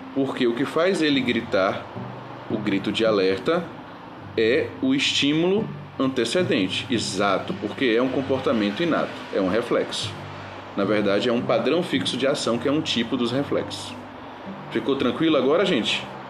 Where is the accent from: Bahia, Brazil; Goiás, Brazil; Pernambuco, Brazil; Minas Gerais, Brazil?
Bahia, Brazil; accent: Bahian; nós vivemos em uma comunidade verbal baiana, que tem, é, obviamente, uns um, um sotaques bem típico, uma forma de falar muito mais bonita do que as outras dos outros estados